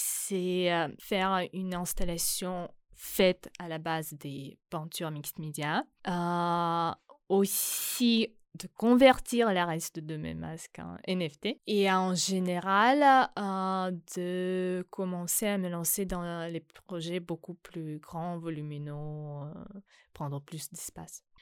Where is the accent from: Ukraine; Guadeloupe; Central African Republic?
Ukraine; Donbas; French is a second language; now in France; je viens de Donbass